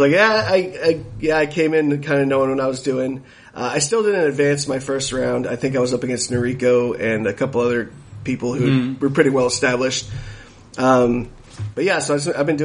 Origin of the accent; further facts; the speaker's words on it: Houston, Texas, United States; moved away as an adult; also born or lived in San Antonio, Texas; now in Portland, United States; I grew up in Houston, but I started comedy in San Antonio